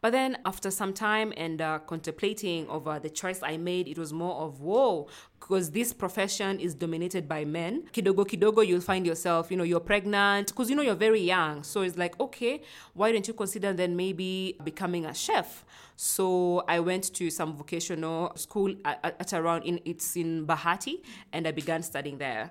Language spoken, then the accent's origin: English; Nairobi, Kenya; also born or lived in Uganda; I grew up in, uh, Kayole. Kayole is one of the informal settlements in Nairobi